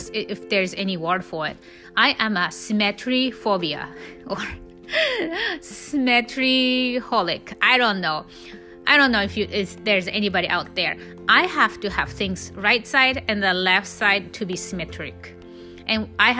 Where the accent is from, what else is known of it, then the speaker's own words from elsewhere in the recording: Japan; English is a second language; moved away as an adult; I was born and raised in Japan until I was 19, so I speak almost perfect Japanese